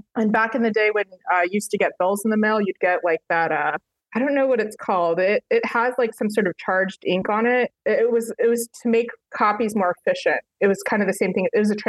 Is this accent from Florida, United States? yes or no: no; Reno, Nevada, United States; also born or lived in Chicago area; now in Chicago, United States; I grew up in the Reno, Nevada area.